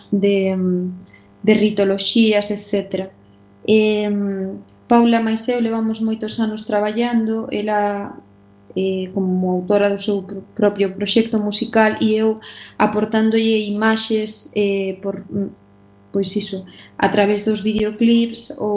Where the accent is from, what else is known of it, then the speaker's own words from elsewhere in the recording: Galicia, Spain; moi feliz de que fora rodada na miña terra